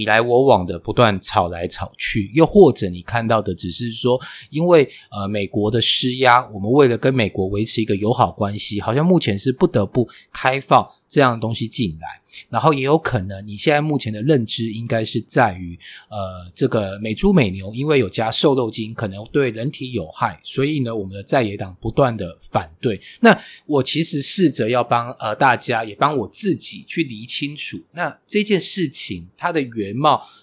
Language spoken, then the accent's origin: Chinese; Taiwan; 我们台湾人